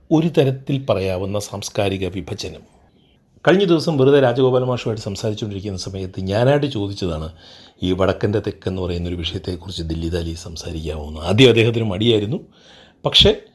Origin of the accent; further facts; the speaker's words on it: Kottayam, Kerala, India; moved away as an adult; also born or lived in Kozhikode / Kannur / Thrissur; ഞാൻ ജനിച്ചത് കോട്ടയത്താണ് പഠിച്ചതും കോട്ടയത്താണ്